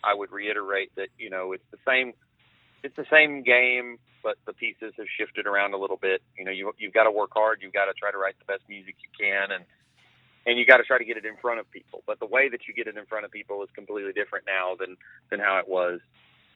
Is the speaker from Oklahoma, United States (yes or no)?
no; Georgia, United States; I'm from Georgia.